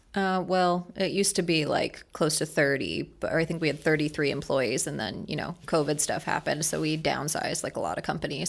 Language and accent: English; Merritt Island, Florida, United States; also born or lived in Maryland / Orlando; born in Maryland, grew up in Brevard County, went to Merritt Island High